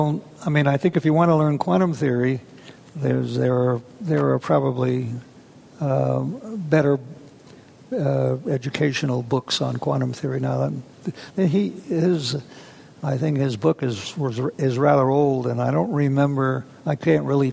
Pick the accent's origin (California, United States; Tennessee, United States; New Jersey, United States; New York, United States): New York, United States; New York City; I was lived in New York City, and we had a plethora of museums